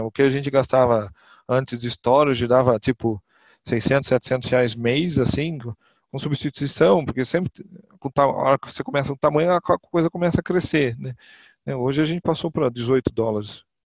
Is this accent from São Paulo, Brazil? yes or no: yes; Botucatu, São Paulo, Brazil; eu sou do interior de São Paulo, da cidade de Botucatu